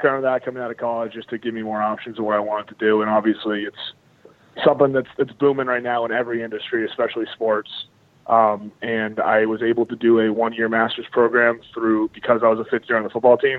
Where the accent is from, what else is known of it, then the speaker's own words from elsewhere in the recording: Sudbury, Massachusetts, United States; moved away as an adult; also born or lived in Evanston, Illinois; I'm from the Boston area originally. I grew up in Sudbury. It's like a suburb about 30 minutes west of the city.